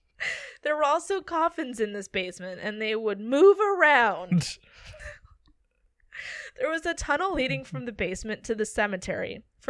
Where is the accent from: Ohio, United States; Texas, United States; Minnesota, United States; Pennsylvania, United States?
Minnesota, United States; Granite Falls; The Swenson Farm, now a museum, is a turn-of-the-century farmhouse halfway between my hometown of Granite Falls, Minnesota, and Montevideo.